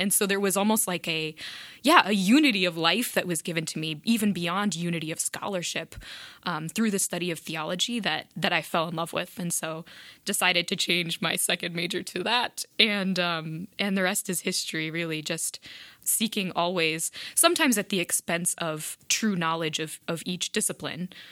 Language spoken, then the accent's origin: English; South Bend, Indiana, United States; also born or lived in Italy; absolutely loved growing up in South Bend